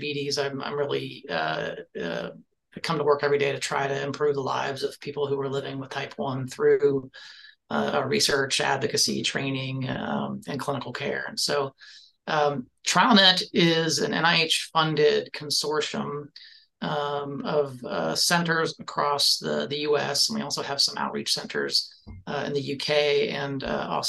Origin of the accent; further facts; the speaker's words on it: Gainesville, Florida, United States; I grew up here in Gainesville, Florida, and my parents were both college students here and stayed in town